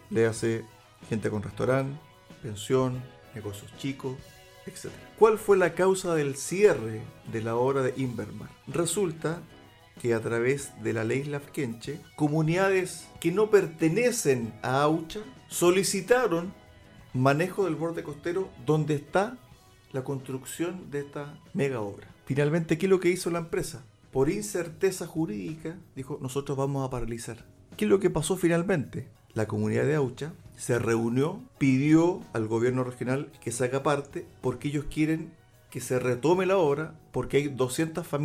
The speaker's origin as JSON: {"language": "Spanish", "country": "Chile", "said": "todos somos chilenos."}